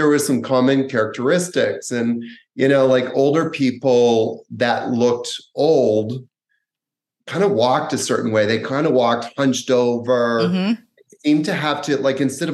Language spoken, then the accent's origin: English; Canada; when I was about 18, growing up in Canada